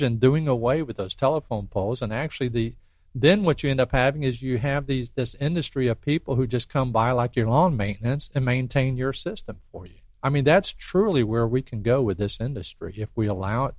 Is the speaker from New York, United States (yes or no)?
no; Pensacola, Florida, United States; moved away as an adult; I grew up here in Pensacola, so my heart's here.